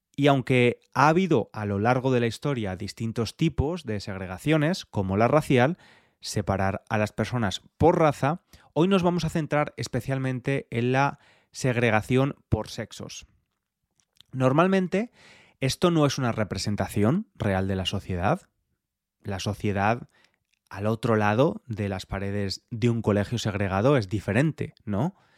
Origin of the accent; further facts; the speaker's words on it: Spain; moved away as an adult; now in London, United Kingdom; Yo soy español, pero vivo en Londres desde hace bastantes años